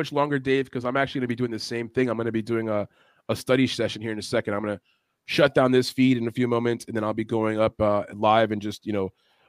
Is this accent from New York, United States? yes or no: yes; New York City, New York, United States; if you're from the city like I am, I'm from New York City